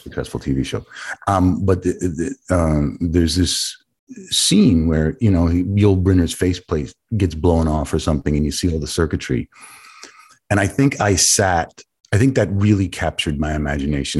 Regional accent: New York City, New York, United States; growing up on the Lower East Side with my mother

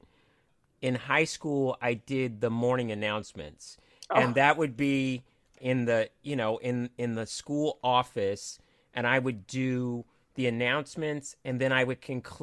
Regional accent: Cupertino, California, United States; also born or lived in Los Angeles; I grew up in Northern California

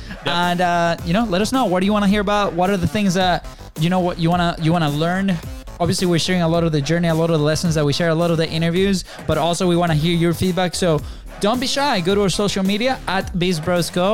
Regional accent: Venezuela; moved away as an adult; now in United States; we came from Venezuela, and I came personally in 2010 with a soccer scholarship to play here in D1

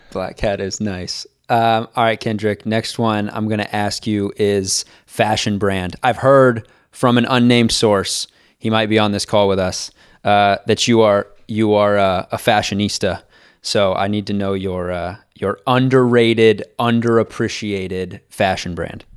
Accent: Kansas City, United States; growing up in Kansas City

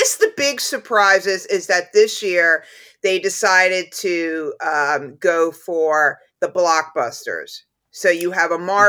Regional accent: New York City, New York, United States; even as a New Yorker

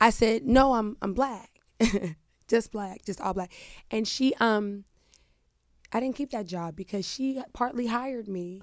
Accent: Pittsburgh, Pennsylvania, United States; I'm from Pittsburgh

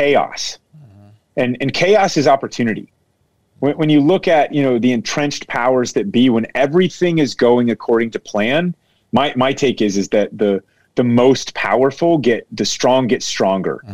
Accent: Dayton, Ohio, United States; I was born in 1979 in Dayton, Ohio, which is Southern Ohio.

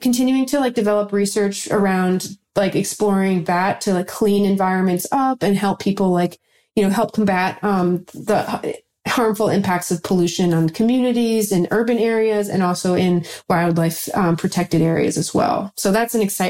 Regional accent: New York, United States; I'm from New York

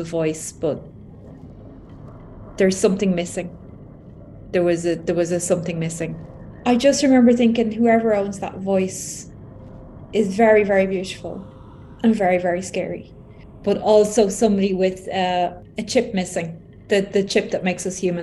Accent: Ireland; I'm from Ireland

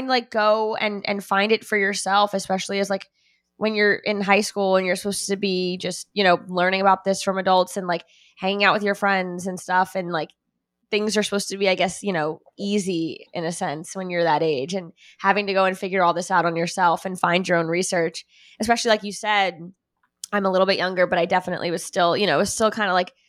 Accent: Miami, Florida, United States; I grew up in Miami

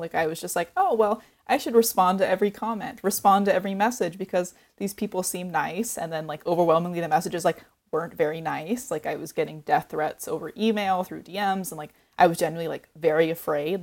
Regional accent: Oregon coast, United States; I grew up on the Oregon coast

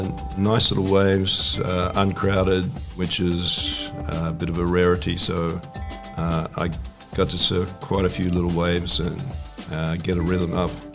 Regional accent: Australia; to do a good job as an Australian board maker and make a board that went well in Hawaii.

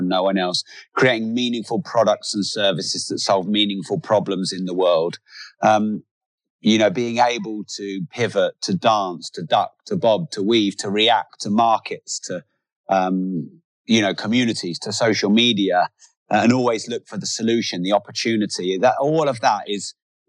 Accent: England, United Kingdom; I'm very English

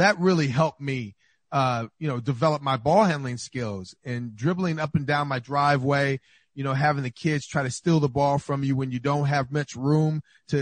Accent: Inglewood, California, United States; I grew up on 118th in Maine

